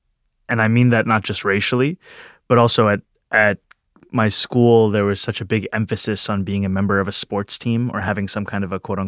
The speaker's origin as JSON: {"language": "English", "town": "New York City", "region": "New York", "country": "United States", "tie": "born or raised there", "said": "Growing up in New York City, it's a very diverse place, and yet I remember being very self-conscious about my identity in high school especially."}